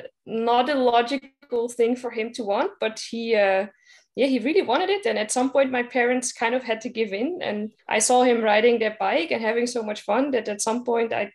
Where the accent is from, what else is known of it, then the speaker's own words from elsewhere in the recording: Netherlands; I'm coming from the Netherlands, so we live in a country where everybody uses his or her bike